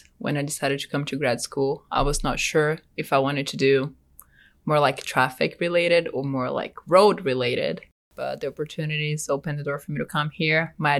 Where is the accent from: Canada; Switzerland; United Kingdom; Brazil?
Brazil; Salvador, Bahia; now in United States; I'm from Brazil, like in the northeast area in a city called Salvador. It's a pretty big city.